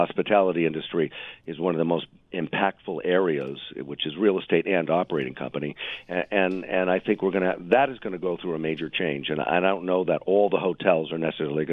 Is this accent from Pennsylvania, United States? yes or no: no; New York, United States; I'm also still a New Yorker. I'm still a New Yorker